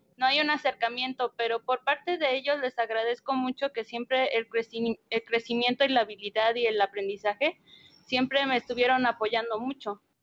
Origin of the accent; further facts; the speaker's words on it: Mexico City and Hidalgo, central Mexico, Mexico; now in Guanajuato, Mexico; mi infancia se desarrolla entre la Ciudad de México e Hidalgo